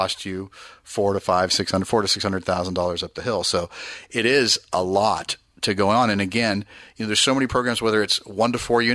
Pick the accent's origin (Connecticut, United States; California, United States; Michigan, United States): California, United States; Danville; I'm from the East Bay, grew up Danville, my whole life